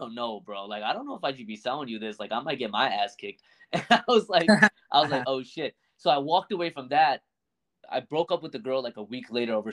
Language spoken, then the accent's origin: English; New Jersey, United States; I'm from Jersey